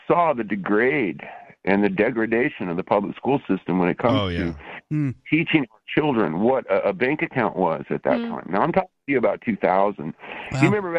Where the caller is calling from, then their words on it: Portland, Oregon, United States; I'm calling from Portland, Oregon.